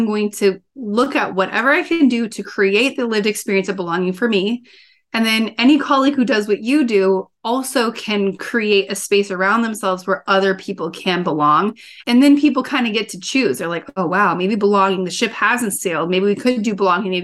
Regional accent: Midwest, United States; I grew up in the Midwest

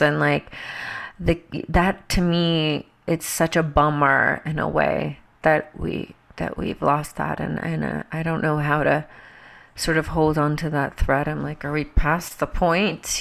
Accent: Georgia, United States; growing up in Georgia in the Bible Belt

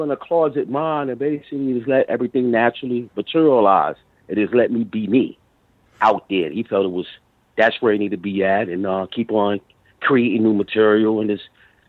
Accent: New York, United States; born there; also born or lived in Virginia; I was born in New York, but I was always in and out, traveling, you know, my family. You know, they had a house down in Virginia.

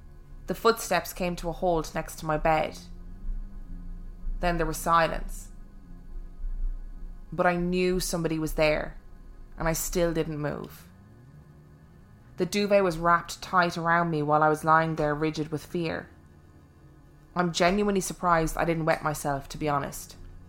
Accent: South East England, United Kingdom; When I was about 12 years old, I grew up on the Sussex coast in a usual house with my mum and my younger sister

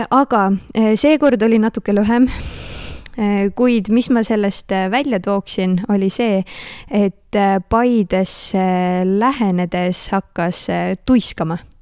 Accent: Northern Estonia, Estonia; moved away; also born or lived in Tartu; ma ise olen Põhja-Eestist pärit

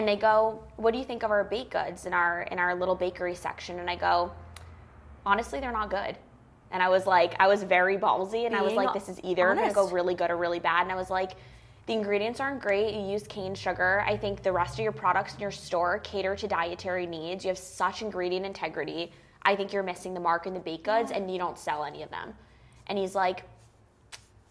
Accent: Longmeadow, Massachusetts, United States; moved away; also born or lived in New York; I grew up in Longmeadow, Massachusetts, which is adjacent or right outside of Springfield

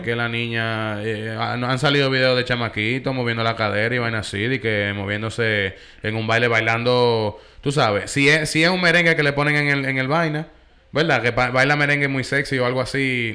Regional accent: New York, United States; yo soy de Nueva York

